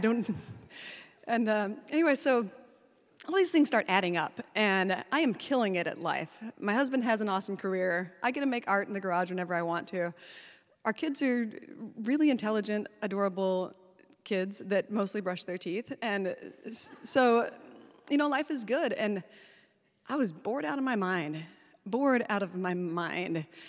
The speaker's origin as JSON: {"language": "English", "town": "Salt Lake City", "region": "Utah", "country": "United States", "tie": "born or raised there", "said": "I was born in Salt Lake City at the L D S Hospital."}